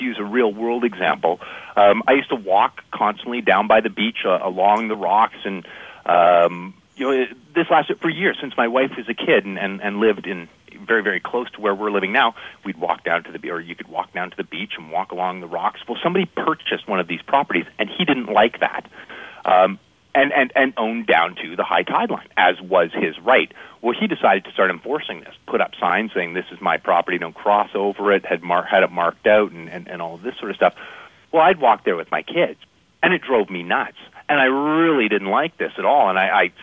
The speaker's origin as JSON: {"language": "English", "country": "Canada", "said": "I'm a Canadian as well"}